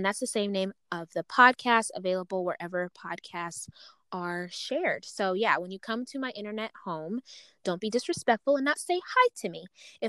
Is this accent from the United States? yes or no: no; Uganda; because I'm from Uganda, right? I'm African.